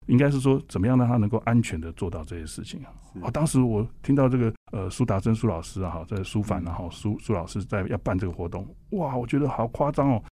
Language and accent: Chinese; Taiwan; also born or lived in Vancouver; 不像我们台湾，我们台湾人